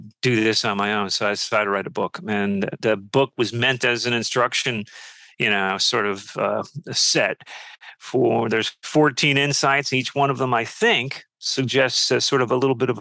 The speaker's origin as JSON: {"language": "English", "town": "Peekskill", "region": "New York", "country": "United States", "tie": "born or raised there", "also_born_or_lived": "London / San Francisco / Washington, D.C. / Montclair, New Jersey", "lives_now": "Brooklyn, United States", "said": "I grew up in Peekskill in Westchester"}